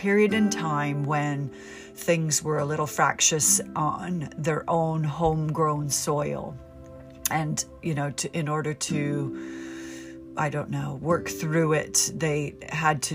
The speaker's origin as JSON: {"language": "English", "country": "United States", "also_born_or_lived": "United Kingdom", "moved": "as an adult", "said": "Being American"}